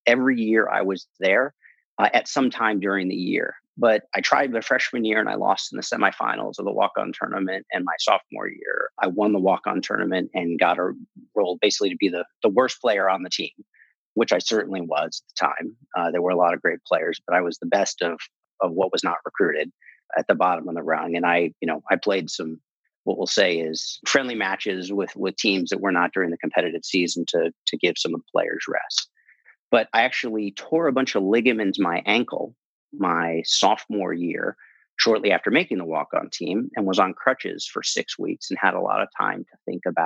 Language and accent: English; Northern California, United States; moved away as an adult; also born or lived in Los Angeles / New York; I grew up and was born and raised in California, in Northern California.